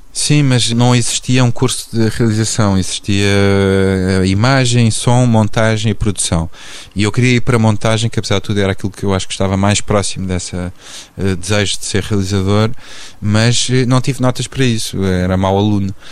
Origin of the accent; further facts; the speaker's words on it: Lisbon, Portugal; a cidade onde eu nasci e a minha cidade, que é Lisboa